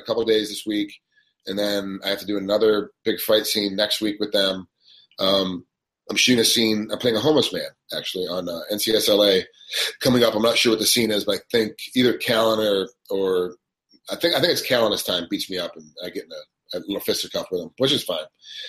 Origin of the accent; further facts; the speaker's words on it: New York, United States; moved away; my home state